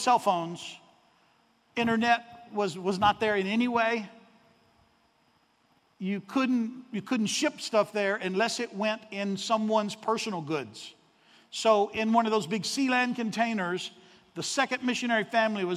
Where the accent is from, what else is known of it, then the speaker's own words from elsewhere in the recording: Arkansas, United States; I'm from Arkansas